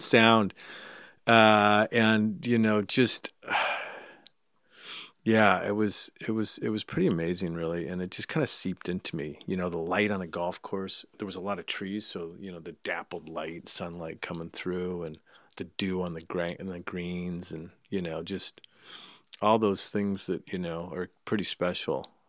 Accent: Escondido, California, United States; I grew up in Escondido, so it was North County, North San Diego County.

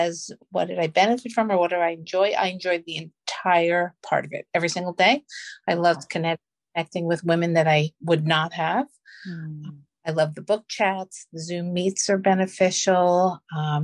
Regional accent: Long Island, New York, United States; I'm from Long Island, New York

